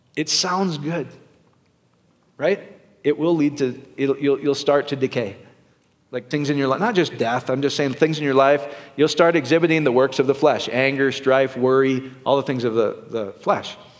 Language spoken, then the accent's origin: English; Iowa, United States; I'm from Iowa